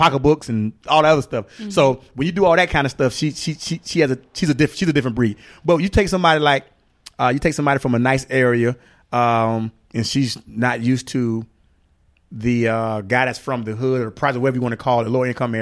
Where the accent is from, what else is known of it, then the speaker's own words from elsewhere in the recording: Florida, United States; I've been all over Florida. I'm from Florida.